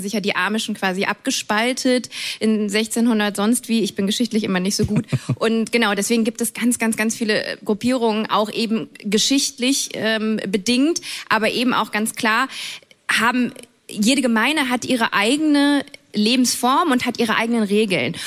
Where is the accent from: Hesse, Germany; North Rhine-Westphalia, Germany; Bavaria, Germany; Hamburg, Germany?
North Rhine-Westphalia, Germany; near Cologne; ich bin ja in der Nähe von Köln groß geworden